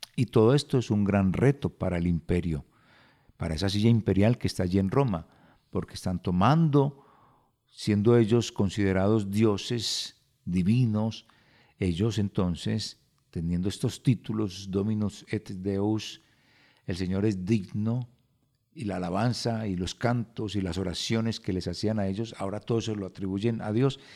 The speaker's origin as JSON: {"language": "Spanish", "country": "Colombia", "said": "si nosotros como colombianos no observamos"}